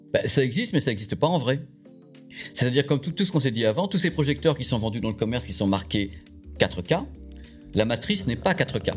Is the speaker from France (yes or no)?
yes; Normandy, France; je suis normand